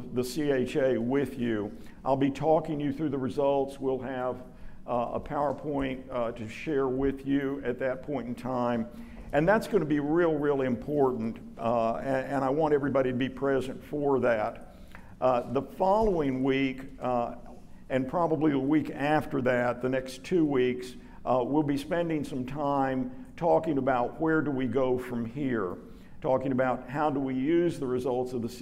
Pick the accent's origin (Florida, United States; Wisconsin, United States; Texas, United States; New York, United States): Texas, United States; Dallas; I was raised in Lockwood, you know, North Dallas, white kid